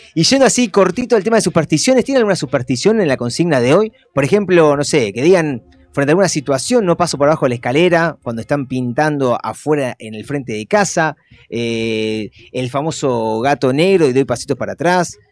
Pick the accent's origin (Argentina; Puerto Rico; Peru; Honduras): Argentina; Buenos Aires; nosotros como porteños